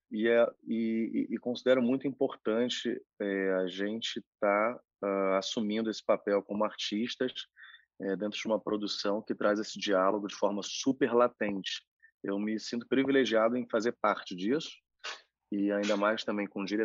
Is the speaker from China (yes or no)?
yes; China; eu sou chinês, né? Toda a educação chinesa minha é muito baseada também no tradicionalismo